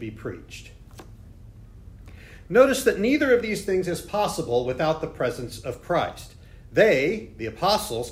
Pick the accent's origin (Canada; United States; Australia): United States; Indianapolis, Indiana; my hometown of Indianapolis